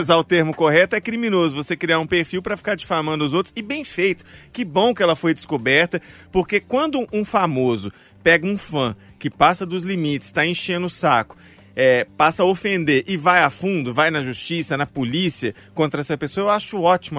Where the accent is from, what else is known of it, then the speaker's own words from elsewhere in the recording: Mariana, Minas Gerais, Brazil; eu sou de Mariana